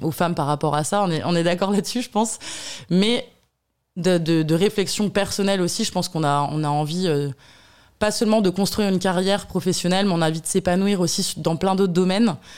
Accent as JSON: {"language": "French", "area": "Burgundy", "region": "Bourgogne-Franche-Comté", "country": "France", "tie": "born or raised there", "said": "je suis bourguignonne. Voilà, je suis née en Bourgogne, d'une famille euh, modeste"}